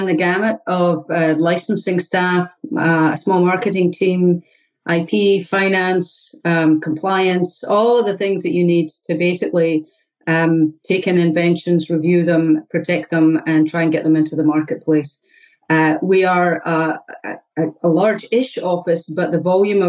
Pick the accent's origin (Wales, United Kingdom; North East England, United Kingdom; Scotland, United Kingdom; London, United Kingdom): Scotland, United Kingdom; moved away as an adult; also born or lived in Illinois; now in Cambridge, United States; I'm originally from Scotland. I came across the United States in 2000 now